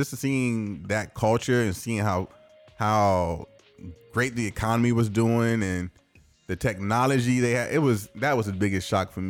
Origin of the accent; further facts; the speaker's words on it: Germany; born there; My first flying experience I was born in Germany, so obviously I flew as an infant.